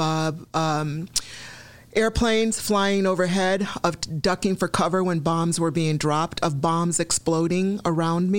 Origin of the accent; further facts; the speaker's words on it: Chicago, Illinois, United States; also born or lived in Nigeria / Woodridge, Illinois; South Commons is where I remember life beginning. I mean, those were formative years from age 5 to 13